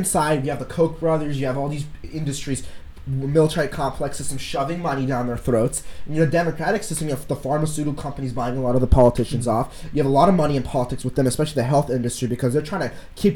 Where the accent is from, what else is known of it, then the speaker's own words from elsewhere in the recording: Vancouver, British Columbia, Canada; I'm from Canada. So yeah, from Vancouver.